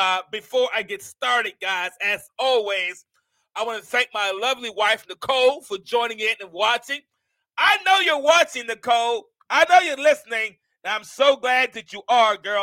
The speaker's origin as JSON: {"language": "English", "town": "Mount Vernon", "region": "New York", "country": "United States", "moved": "yes", "lives_now": "Alabama, United States", "said": "I'm from Mount Vernon, New York"}